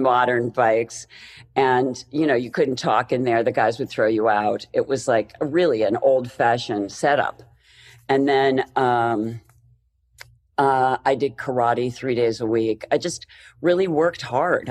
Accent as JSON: {"language": "English", "region": "Pennsylvania", "country": "United States", "moved": "as an adult", "lives_now": "Los Angeles, United States", "said": "I'm from Pennsylvania, which is, you know, the snow and slush center of the world."}